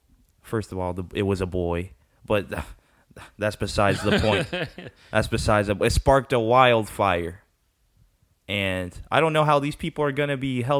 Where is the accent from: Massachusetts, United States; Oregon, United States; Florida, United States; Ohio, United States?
Florida, United States; we're from Florida.